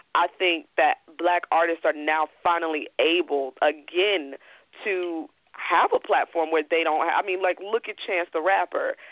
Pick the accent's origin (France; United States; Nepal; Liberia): United States; Chicago, Illinois; I'm from Chicago